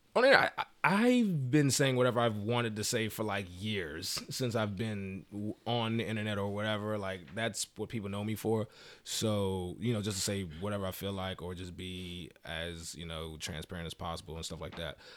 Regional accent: Maryland, United States; I'm from Maryland

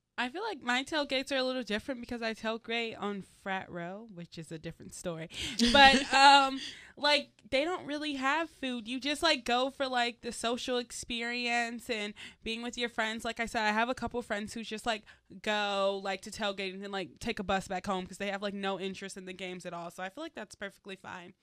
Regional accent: Atlanta, Georgia, United States; I'm from Atlanta, so shout out to the Southern people from Atlanta

